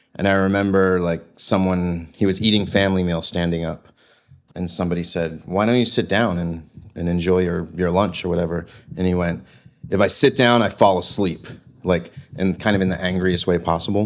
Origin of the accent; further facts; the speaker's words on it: East Coast, United States; growing up on the East Coast